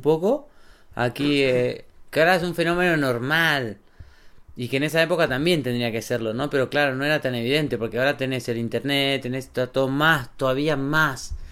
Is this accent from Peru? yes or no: no; Argentina; moved away as an adult; also born or lived in Bariloche; now in Andorra; somos argentinos